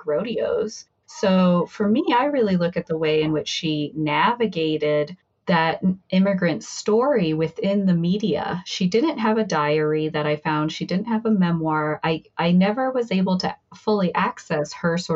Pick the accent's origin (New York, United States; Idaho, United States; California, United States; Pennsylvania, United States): Idaho, United States; Emmett; moved away as an adult; also born or lived in Cambridge, Massachusetts; I'm from Emmett, Idaho, outside Boise